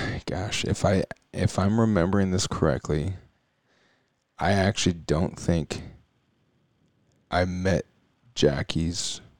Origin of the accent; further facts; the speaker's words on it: Indianapolis, Indiana, United States; I grew up in Indy in the Peyton Manning era